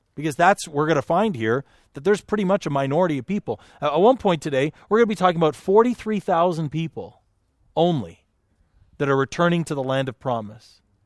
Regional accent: Canada; now in United States; I'm, I'm a Canadian

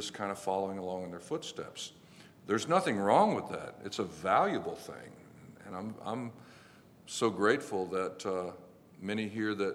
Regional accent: Florida, United States; I'm from Florida

